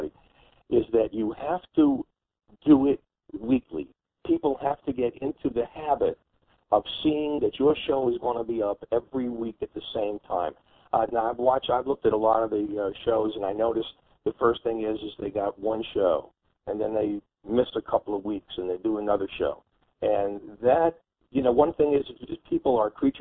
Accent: New York City, New York, United States; I grew up in New York City

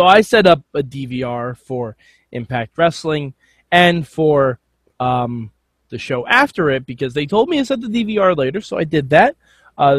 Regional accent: New York, United States; I'm from New York

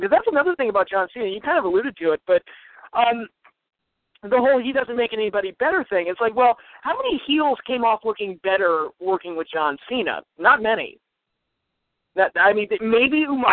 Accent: United States; as an American fan

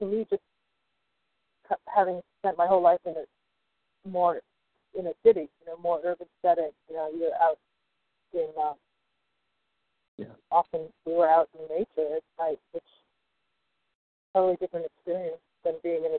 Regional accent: East Coast, United States; now in Los Angeles, United States; I'm from the East Coast

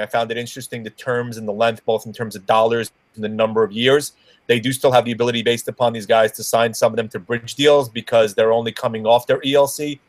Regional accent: Merrick, New York, United States; my hometown, mm-hmm. where I live out in Merrick

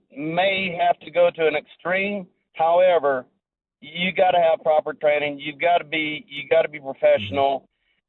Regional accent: Tombstone, Arizona, United States; I'm actually from Tombstone, Arizona.

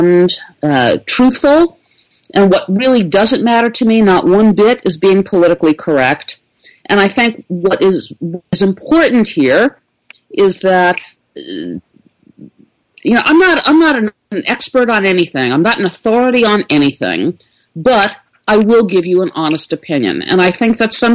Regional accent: New York City, New York, United States; I am a native New Yorker. I was born and raised in the Bronx

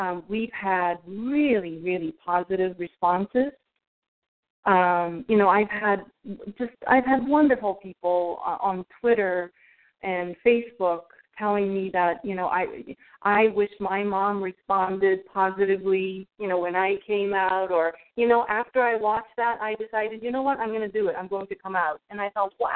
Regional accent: Japan; now in United States; I was actually born and raised in Japan

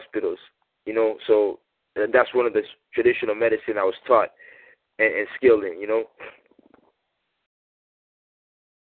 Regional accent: Boston, Massachusetts, United States; I'm from Boston originally

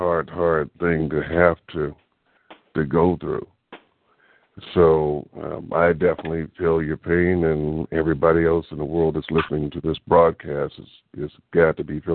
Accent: Oakland, California, United States; I grew up in Oakland. I still live in Oakland.

